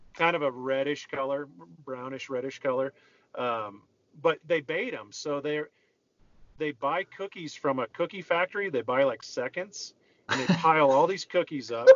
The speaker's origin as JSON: {"language": "English", "region": "Minnesota", "country": "United States", "tie": "born or raised there", "said": "growing up in Minnesota"}